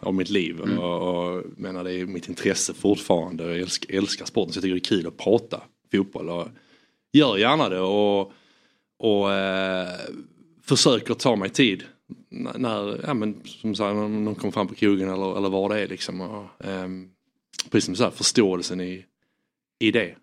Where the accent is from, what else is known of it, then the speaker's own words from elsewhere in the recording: Landskrona, Skåne, Sweden; moved away; also born or lived in England; jag är skåning från Landskrona.